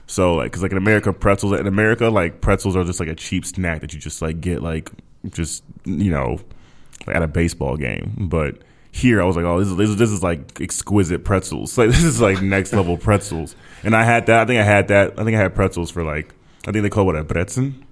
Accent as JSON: {"language": "English", "region": "Minnesota", "country": "United States", "moved": "yes", "lives_now": "Texas, United States", "said": "I was from from Minnesota, but I live in Texas now"}